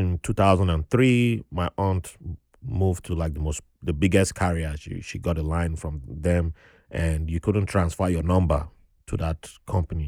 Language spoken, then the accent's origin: English; Nigeria; accent: Nigerian; now in United States; with my accent being fresh from Nigeria